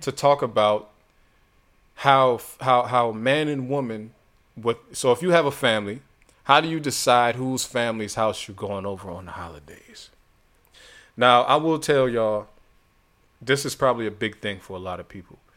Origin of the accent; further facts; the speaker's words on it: Youngstown, Ohio, United States; moved away; I'm from Youngstown. Small city.